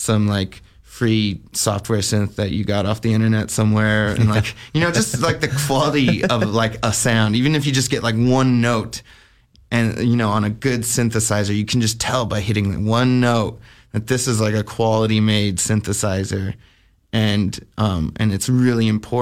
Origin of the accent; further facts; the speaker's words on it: Albuquerque, New Mexico, United States; I grew up in Albuquerque, New Mexico